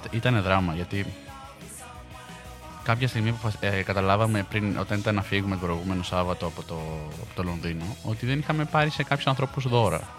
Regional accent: Peloponnese, Greece; και εγώ είμαι από τη, από τη Μάνη. Τη Λακωνική, να πω.

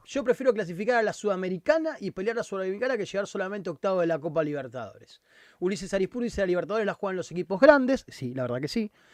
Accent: Argentina; nuestra historia como argentinos

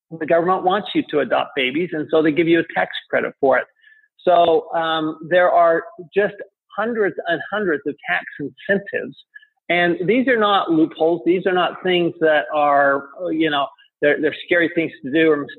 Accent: Salt Lake City, Utah, United States; moved away as an adult; also born or lived in France / Tempe, Arizona; I grew up in Salt Lake City, Utah

